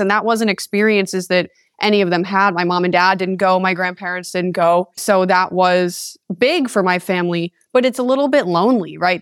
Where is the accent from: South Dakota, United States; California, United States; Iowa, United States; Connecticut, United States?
Connecticut, United States; East Haven; moved away as an adult; now in Las Vegas, United States; I was born and raised in East Haven, Connecticut for 18 years.